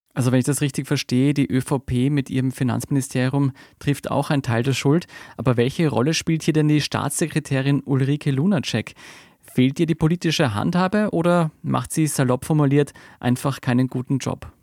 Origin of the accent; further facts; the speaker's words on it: Austria; bei uns in Österreich